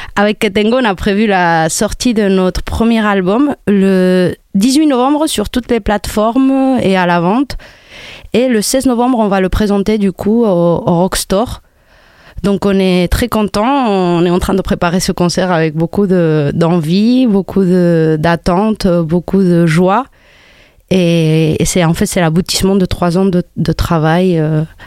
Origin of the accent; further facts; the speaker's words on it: Spain; French is a second language; moved away as an adult; also born or lived in Morocco; now in Montpellier, France; je suis née au Maroc. J'ai grandi en Espagne.